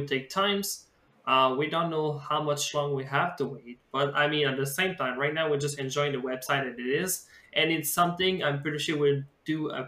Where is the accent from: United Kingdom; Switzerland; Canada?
Canada; Quebec; I'm from the Quebec scene.